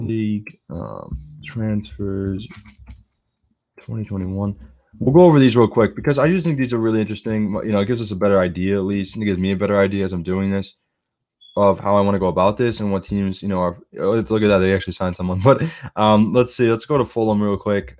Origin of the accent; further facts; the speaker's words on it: United States; I'm an American